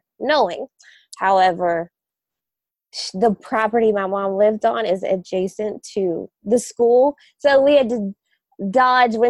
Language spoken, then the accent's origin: English; Pittsburgh, Pennsylvania, United States; moved away; also born or lived in Ohio; I grew up in Pittsburgh